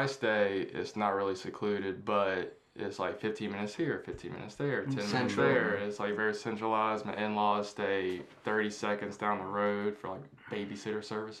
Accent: Oglethorpe County, Georgia, United States; I'm originally from, I guess you could say, Oglethorpe County

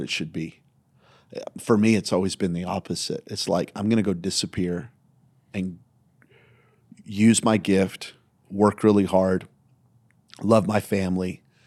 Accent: Belen, New Mexico, United States; now in Las Vegas, United States; I grew up in Belen, New Mexico, population seventeen hundred.

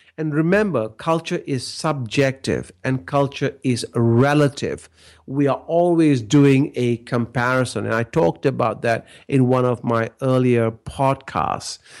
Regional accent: Malaysia; now in Australia; growing up in Malaysia, I came from a very relationship based culture

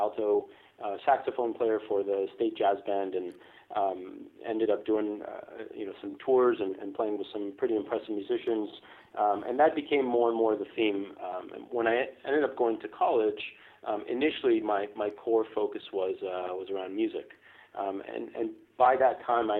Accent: Foster City, California, United States; also born or lived in Israel; immigrated to the United States when I was five, and I settled down in the Bay Area. So I grew up in Foster City

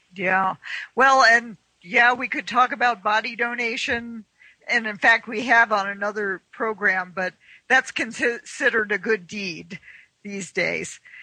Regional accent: Washington, District of Columbia, United States; moved away; I'm originally from the Washington D.C. area

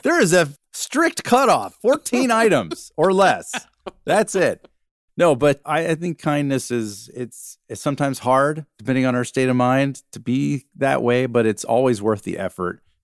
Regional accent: Georgia, United States; moved away as an adult; growing up in Georgia

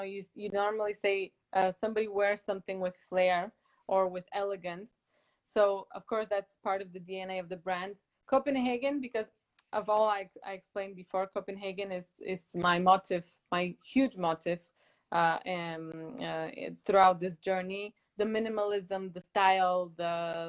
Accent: Bulgaria; moved away as an adult; also born or lived in United States; now in Denmark; I'm from Bulgaria and I'm actually currently in Bulgaria at the moment in Sofia.

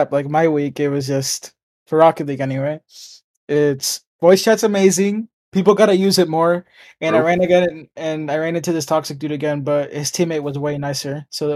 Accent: United States; I'm American. Yeah. With parents from Central America and Latin America in general

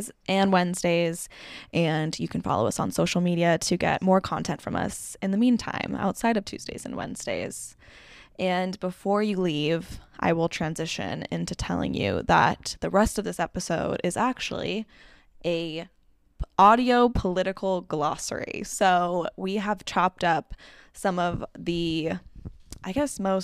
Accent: South Bay, Bay Area, California, United States; also born or lived in Los Angeles, California; I grew up in California in the Bay Area in the South Bay

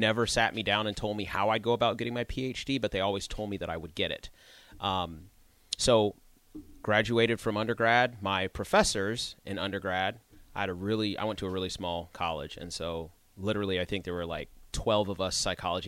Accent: New Mexico, United States; born there; also born or lived in North Carolina; we traveled around a lot of different places. So I actually was born in New Mexico, then I moved to North Carolina, then I moved

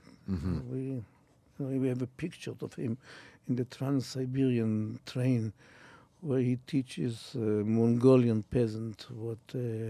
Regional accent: Israel; Which means, look, I come from Israel, which means it's a land, it's a building land.

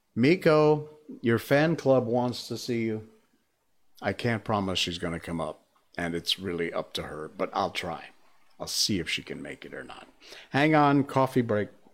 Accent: Torrington, Connecticut, United States; my hometown, uh, Torrington, Connecticut

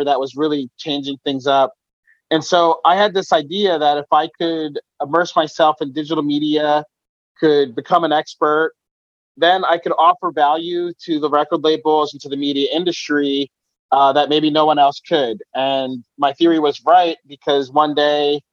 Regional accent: Philadelphia, Pennsylvania, United States; I grew up in Philadelphia

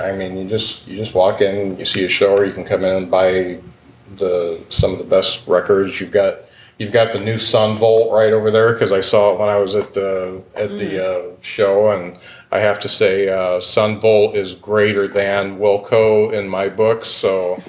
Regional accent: Lakeville, Indiana, United States; my dad grew up in Wabash and was in South Bend, and so I grew up in Lakeville. So I guess I'm glad I grew up in Lakeville.

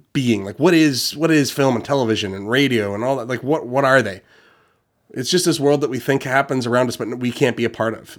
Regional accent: Ontario, Canada; I'm from Ontario, but in Canada

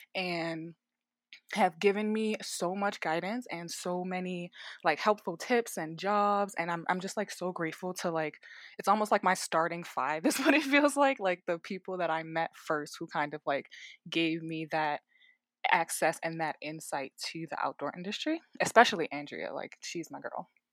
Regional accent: Baltimore, Maryland, United States; moved away as an adult; also born or lived in Richmond, Virginia; now in Denver, United States; I'm originally from Baltimore, Maryland, born and raised, and then I graduated high school, moved away to Richmond, Virginia

